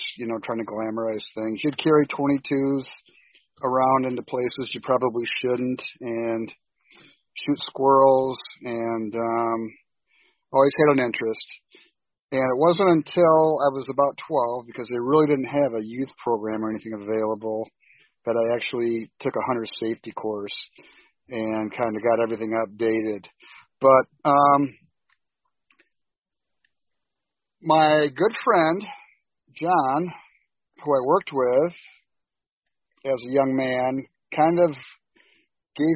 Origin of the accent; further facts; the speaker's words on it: Grand Haven, Michigan, United States; also born or lived in Indianapolis, Indiana / Muncie, Indiana / Grosse Pointe Park, Michigan; I was born in Grand Haven, Michigan, as was Jared. I'm 62 years old, and I've lived here most of my life.